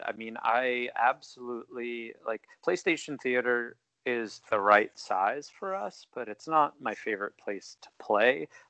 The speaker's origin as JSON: {"language": "English", "region": "New York", "country": "United States", "said": "as a New Yorker or Long Islander"}